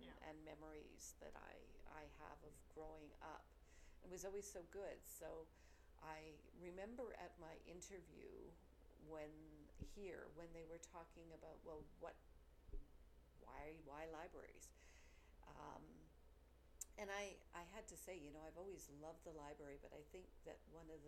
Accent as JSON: {"language": "English", "town": "Edmonton", "region": "Alberta", "country": "Canada", "tie": "born or raised there", "said": "I grew up in Edmonton"}